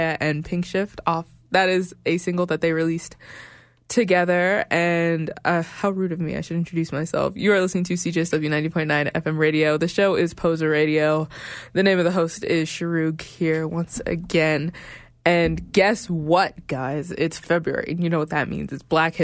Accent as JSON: {"language": "English", "town": "Regina", "region": "Saskatchewan", "country": "Canada", "tie": "born or raised there", "also_born_or_lived": "Sudan", "moved": "yes", "lives_now": "Calgary, Canada", "said": "I'm from Sudan, born in Regina"}